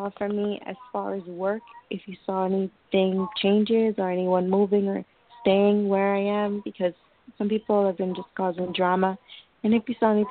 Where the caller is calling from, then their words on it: New York, United States; I'm calling from New York.